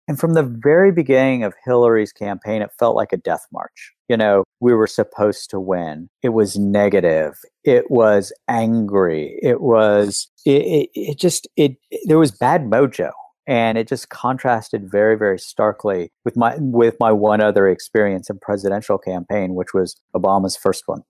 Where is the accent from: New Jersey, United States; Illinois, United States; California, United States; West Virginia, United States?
West Virginia, United States; when I was growing up in West Virginia